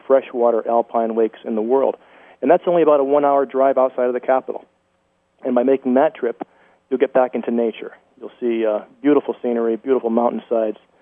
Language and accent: English; United States; that's really why I'm an American. My grandparents, as I mentioned earlier uh, in the broadcast, my grandparents were refugees uh, from the genocide, and they came to America